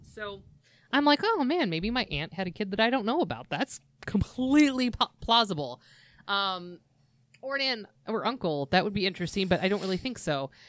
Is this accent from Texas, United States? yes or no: no; Glendora, California, United States; where I grew up in Glendora